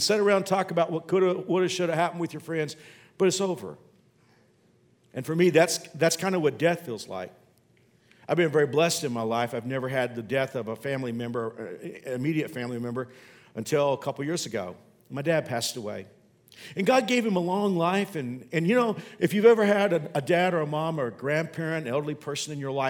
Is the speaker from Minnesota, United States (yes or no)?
no; Dallas-Fort Worth area, Texas, United States; I grew up in the Dallas-Fort Worth area